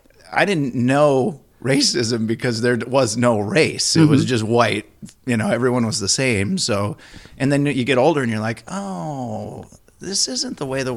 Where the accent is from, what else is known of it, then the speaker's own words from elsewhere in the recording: Minnesota, United States; being a northerner from Minnesota. And I've spent a lot of time in a lot of different places, but never the south.